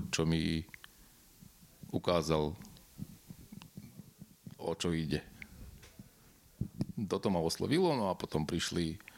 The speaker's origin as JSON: {"language": "Slovak", "country": "Slovakia", "said": "ja som z Nového sadu hej a tam bola, v podstate dodnes je komunita Rómov, ktorí mastia na gitare po večeroch luxusne."}